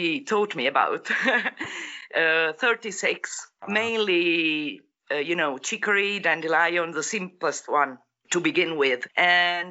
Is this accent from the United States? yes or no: no; Apulia, Italy; moved away; I'm from Apulia, South Italy